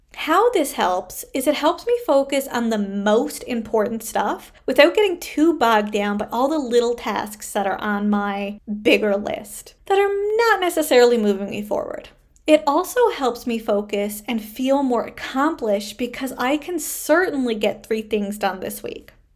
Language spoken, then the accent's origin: English; Canada; I am a Canadian social worker